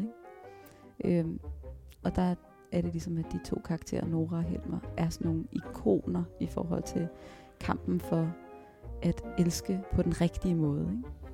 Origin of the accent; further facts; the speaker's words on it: Virum, Capital Region of Denmark, Denmark; also born or lived in Frederiksberg; Jeg blev født på Frederiksberg, og så øh, flyttede vi til Virum øh, i Nordsjælland, lige mellem Holte og Sovnfri